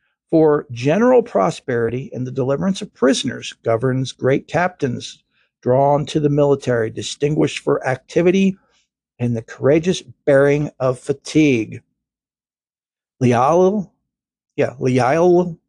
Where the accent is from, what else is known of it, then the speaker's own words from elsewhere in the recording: Kentucky, United States; I'm from Kentucky